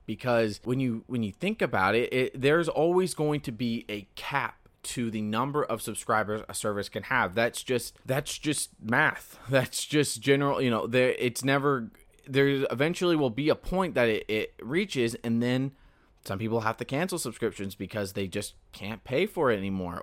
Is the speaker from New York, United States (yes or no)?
no; Central California, United States; now in Southern California, United States; I'm from Central California, where it is dry and arid, and it sucks.